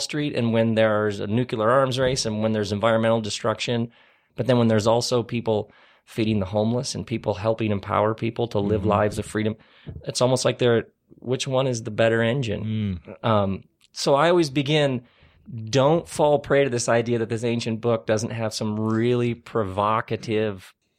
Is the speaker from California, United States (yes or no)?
no; Lansing, Michigan, United States; I grew up in Lansing, Michigan, which was like where Oldsmobiles were made.